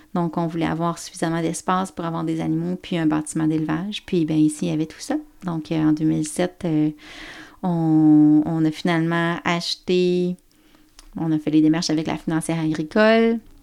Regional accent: Baie-Comeau, Côte-Nord, Quebec, Canada; je viens de la Côte-Nord. Je viens de Bécomo

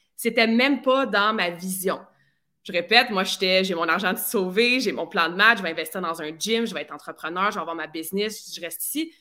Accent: near Vaudreuil, Quebec, Canada; also born or lived in Sherbrooke / Australia; je viens de la région de Lissède, qui est un petit, un petit village proche de Vaudreuil, dans ce coin-là.

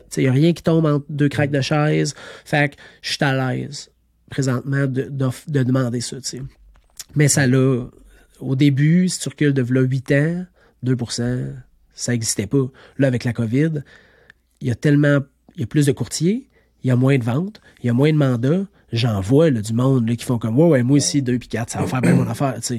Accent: Estrie, Quebec, Canada; Je suis natif de l'Estrie

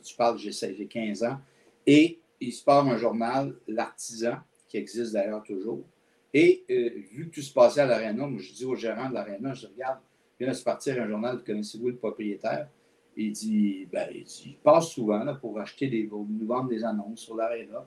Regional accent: L'Assomption, Quebec, Canada; moved away as an adult; also born or lived in Montreal; je suis né à Montréal, mais mes parents ont déménagé quand j'avais seulement deux ans dans la région de la Nodière, donc à l'Assomption.

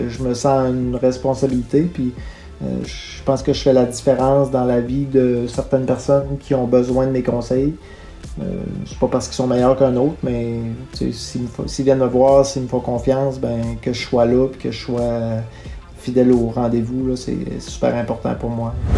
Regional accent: Témiscouata, Quebec, Canada; Je suis né au Témiscouata. Euh, j'ai fait mes études primaires et secondaires dans ma région, évidemment

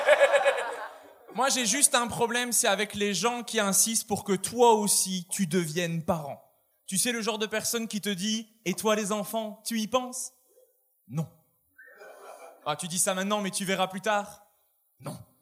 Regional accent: Borinage, Wallonia, Belgium; je viens du sud-ouest de la Belgique, d'une région qui s'appelle le Borinage

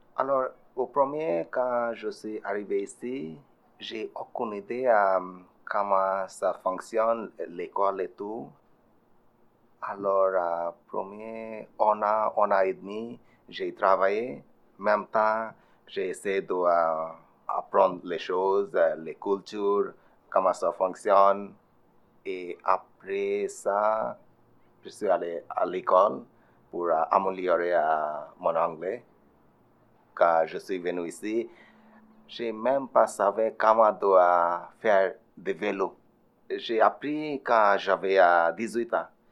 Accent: Bangladesh; first language Bengali; French is a second language; moved away as an adult; now in Montreal, Canada; Je suis euh, retourné à, mon pays juste une fois pour visiter

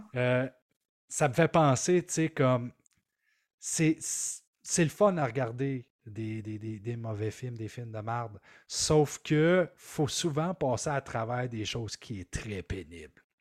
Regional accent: Maniwaki, Quebec, Canada; Je viens de Maniwaki. Mm. Alors, à Maniwaki, c'est un petit village.

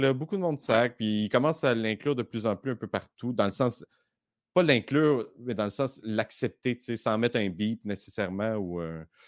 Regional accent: Baie-Comeau, Quebec, Canada; now in Montreal, Canada; je viens de la Côte-Nord

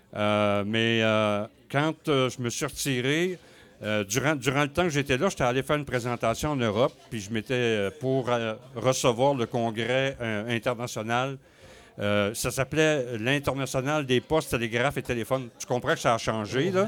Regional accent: Côte-Nord, Quebec, Canada; moved away as an adult; also born or lived in Rivière-Saint-Jean / Sept-Îles / Saguenay / Ottawa; now in Rouyn-Noranda, Canada; Je suis né à Québec, j'ai euh, grandi sur la côte nord

